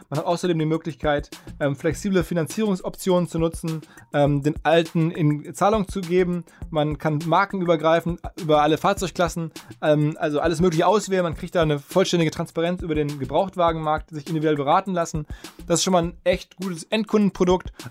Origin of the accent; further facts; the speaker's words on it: Essen, North Rhine-Westphalia, Germany; Und das Ganze hat stattgefunden in Essen, in meiner Heimatstadt im Ruhrgebiet